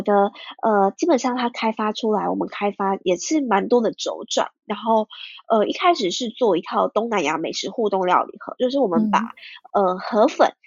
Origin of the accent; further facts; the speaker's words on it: Ho Chi Minh City, Vietnam; moved away as an adult; now in Taiwan; 我从小到大就是可以很了解我妈妈家乡长什么样子，因为我就在那边长大